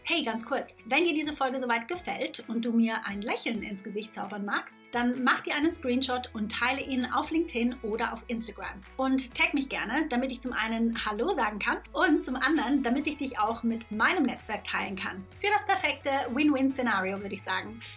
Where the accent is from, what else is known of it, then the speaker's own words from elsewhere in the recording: Thurgau, Switzerland; now in England; aufgewachsen bin ich in der Schweiz, äh, ganz klassisch auf dem Lande mit den Kuhglocken um mich rum, nicht in den Bergen, sondern am Bodensee.